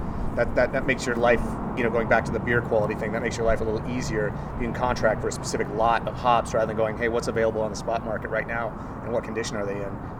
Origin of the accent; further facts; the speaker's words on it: Tucson, Arizona, United States; growing up in Tucson